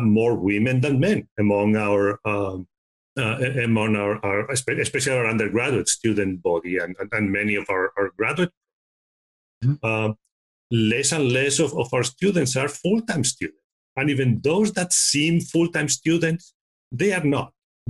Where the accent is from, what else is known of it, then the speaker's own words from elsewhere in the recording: Spain; now in United States; I'm originally from Spain